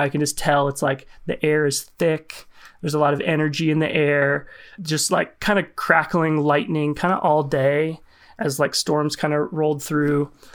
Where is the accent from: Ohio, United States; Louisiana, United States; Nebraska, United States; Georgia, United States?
Nebraska, United States; Lincoln; I grew up in Lincoln, so far southeast Nebraska, it's the capital.